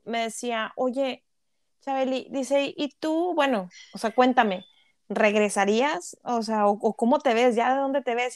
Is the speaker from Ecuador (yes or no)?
no; Mexico; now in Canada; como mexicanos